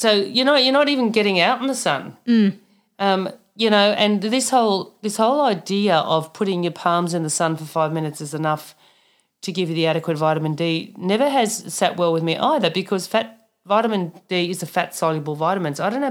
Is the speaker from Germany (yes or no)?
yes; Germany; born there; also born or lived in Papua New Guinea; So just personal story, I was born in Germany, so I've got the nice freckled Scandinavian skin for a reason, because we're far away from the equator in Germany, unlike... where I moved to in Papua New Guinea